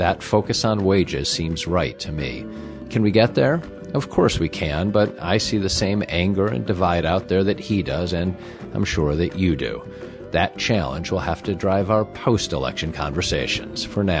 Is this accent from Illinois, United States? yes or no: yes; Chicago, Illinois, United States; I am born and raised Chicago